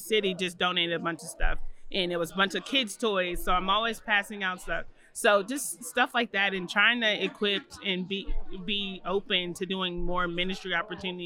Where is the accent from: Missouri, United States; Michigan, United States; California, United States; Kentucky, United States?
Kentucky, United States; Louisville; moved away as an adult; now in Atlanta, United States; I'm from Louisville, Kentucky, and I currently live here in Atlanta, Georgia.